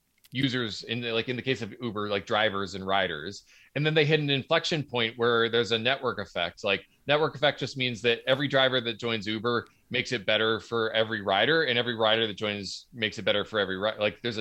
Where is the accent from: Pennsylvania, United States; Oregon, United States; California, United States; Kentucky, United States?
Pennsylvania, United States; I'm from Southeastern Pennsylvania, and my father was a physics professor.